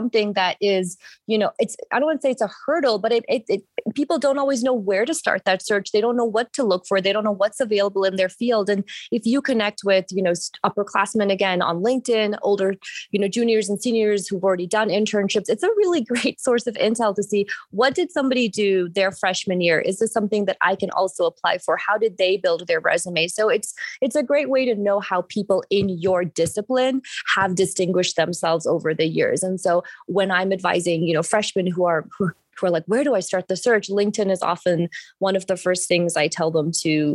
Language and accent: English; Sri Lanka; moved away; I am Sri Lankan. I'm from Sri Lanka originally